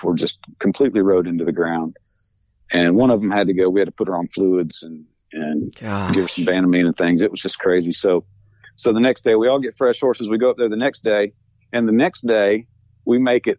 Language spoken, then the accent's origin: English; Florida, United States; moved away; I'm from Florida, you know, yeah. the only hills we have down there are overpasses